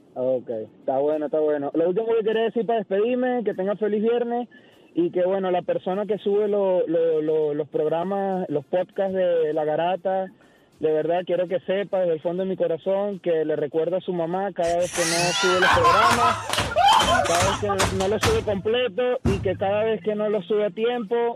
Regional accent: Venezuela; moved away as an adult; now in Oklahoma, United States; Yo soy de Venezuela, tengo cuatro años aquí en Oklahoma

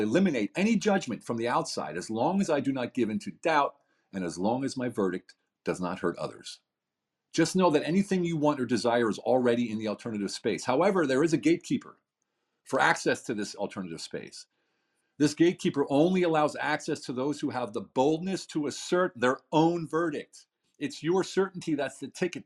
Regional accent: United States; now in Hungary; I'm an American living in a small village in the middle of Hungary

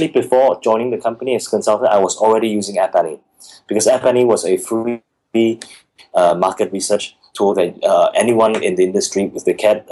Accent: Singapore; moved away as an adult; also born or lived in Guangzhou; as a Singaporean in Guangzhou

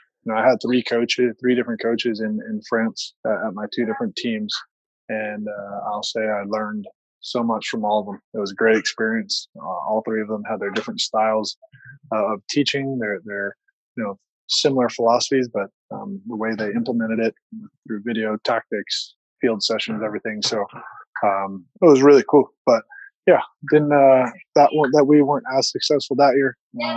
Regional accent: United States

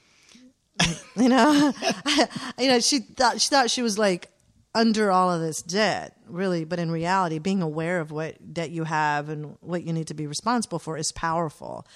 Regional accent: Atlanta, Georgia, United States; growing up in Atlanta

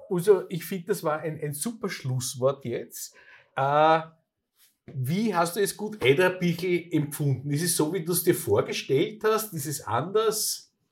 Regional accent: Vienna, Austria; als Wiener

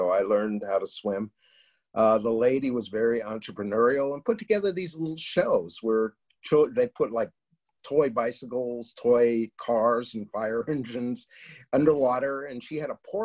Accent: Los Angeles, California, United States; I was born and raised in Hollywood

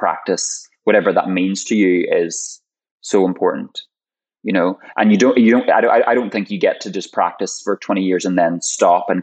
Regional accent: Ireland; I'm Irish

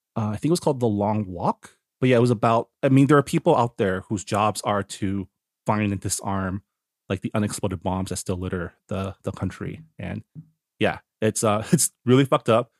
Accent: Toronto, Ontario, Canada; I was born in Toronto, so I grew up in in, in the West

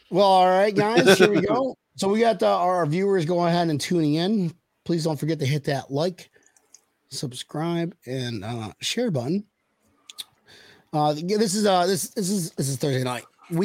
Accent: Western New York, United States; growing up in Western New York.

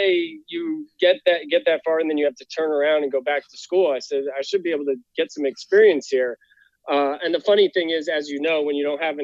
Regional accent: White Plains, New York, United States; moved away as an adult; also born or lived in Virginia; I grew up just outside of New York City, so 30 minutes north in White Plains, near Yonkers there

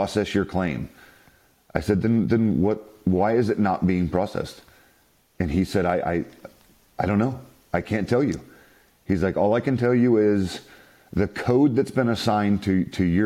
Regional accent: South Carolina, United States; now in San Diego, United States; I'm originally from South Carolina.

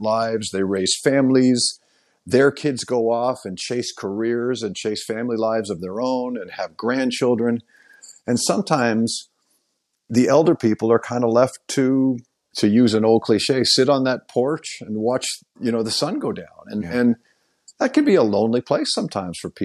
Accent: Oakville, Ontario, Canada; moved away; my hometown of Oakville, Ontario

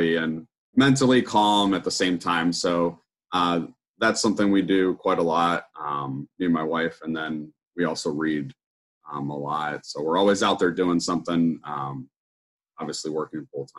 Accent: Ohio, United States; I'm from Ohio in the United States

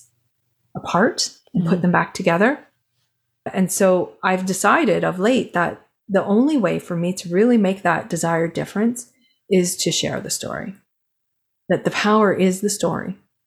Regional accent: Canada; I'm Canadian

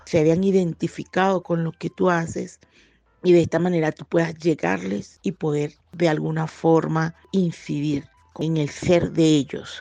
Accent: Venezuela; moved away as an adult; now in Bogotá, Colombia; siendo venezolanos, esa tierra que tanto amamos es Venezuela

